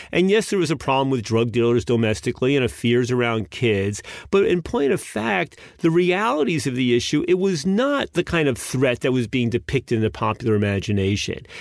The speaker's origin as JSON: {"language": "English", "country": "United States", "said": "as an American citizen"}